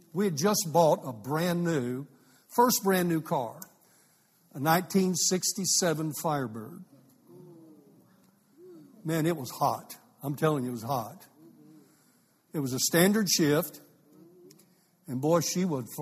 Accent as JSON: {"language": "English", "town": "Amarillo", "region": "Texas", "country": "United States", "tie": "born or raised there", "also_born_or_lived": "Fort Worth, Texas / Santa Fe, New Mexico", "said": "I was raised in Fort Worth and Amarillo, in between the two"}